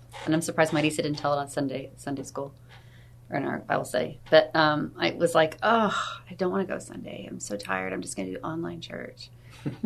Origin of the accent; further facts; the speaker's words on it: Missouri, United States; I grew up in Missouri